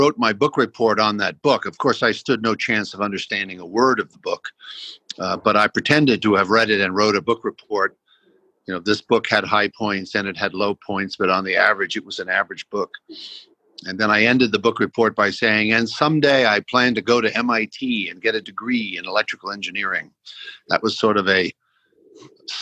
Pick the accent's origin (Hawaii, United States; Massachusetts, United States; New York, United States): New York, United States; New York City; also born or lived in Boston area / Palo Alto; now in Austin, United States; I was born in Brooklyn, 1946